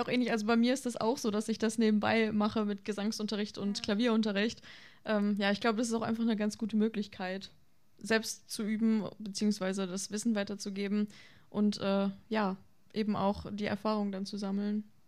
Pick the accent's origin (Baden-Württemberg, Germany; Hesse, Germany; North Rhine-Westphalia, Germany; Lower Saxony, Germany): North Rhine-Westphalia, Germany; Vlotho; moved away as an adult; now in Osnabrück, Germany; Ich komme ursprünglich aus Floto